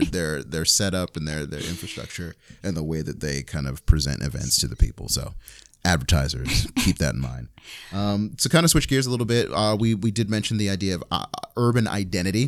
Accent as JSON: {"language": "English", "region": "New York", "country": "United States", "said": "I'm from New York"}